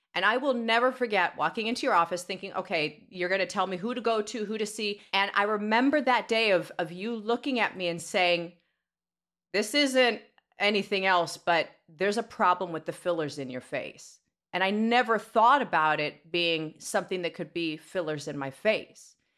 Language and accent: English; Los Angeles, California, United States; Born in Van Nuys